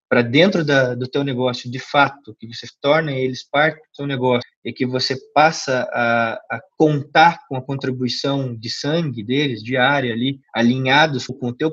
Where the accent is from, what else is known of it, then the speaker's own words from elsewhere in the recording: Curitiba, Paraná, Brazil; eu tenho 28 anos, sou de Curitiba, Paraná, e sou sócio fundador aí da CrossFit High Pulse.